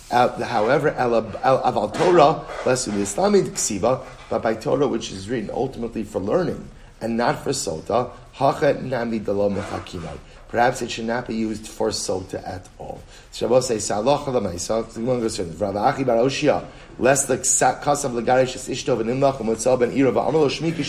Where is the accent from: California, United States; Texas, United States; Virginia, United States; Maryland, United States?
Maryland, United States; Baltimore; My wife's Rachel. We're both from Baltimore.